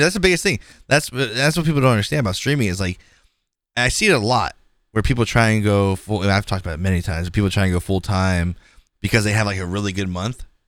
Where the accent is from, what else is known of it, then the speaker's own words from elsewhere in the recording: California, United States; I'm from California